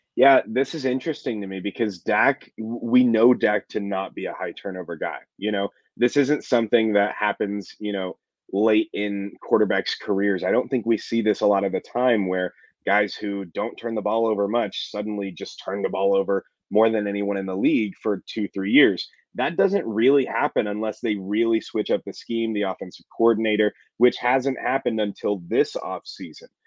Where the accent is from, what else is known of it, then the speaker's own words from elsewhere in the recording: Amarillo, Texas, United States; also born or lived in Florida / Oklahoma; I got a job back in my hometown of Amarillo, Texas